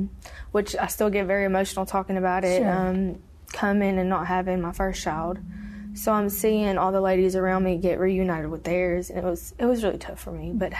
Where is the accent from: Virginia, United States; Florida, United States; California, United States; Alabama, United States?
Alabama, United States; also born or lived in Tennessee; I'm originally from Alabama, but in my addiction, I hopped from state to state. And I lived in Tennessee whenever I was 16 with my mom.